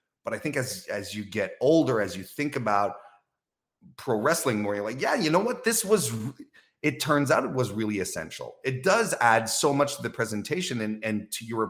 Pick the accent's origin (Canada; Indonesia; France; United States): Canada; Quebec City, Quebec; my hometown as well, from Quebec